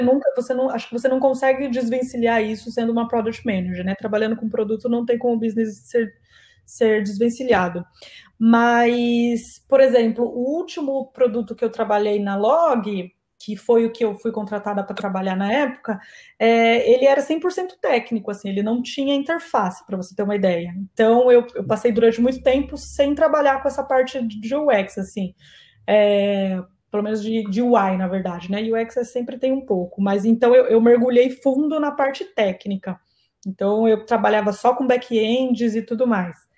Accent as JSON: {"language": "Portuguese", "town": "Campinas", "region": "São Paulo", "country": "Brazil", "tie": "born or raised there", "moved": "as an adult", "lives_now": "São Paulo, Brazil", "said": "eu sou natural de Campinas, Campinas é uma cidade do interior do estado de São Paulo, mas atualmente eu moro em São Paulo"}